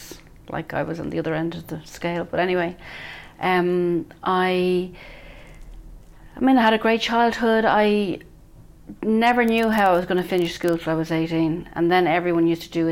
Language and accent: English; Bray, Leinster, Ireland; I grew up in Bray, County Wicklow, where I live now